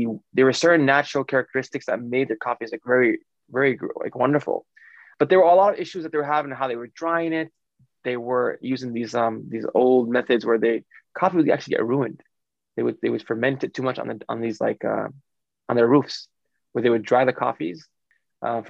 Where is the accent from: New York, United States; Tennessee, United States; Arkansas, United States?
New York, United States; New York City; I grew up in Brooklyn where my dad had a bodega